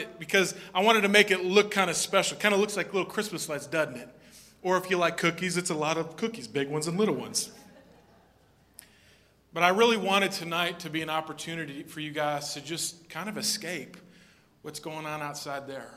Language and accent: English; Minnesota, United States; moved away; I'm originally from Minnesota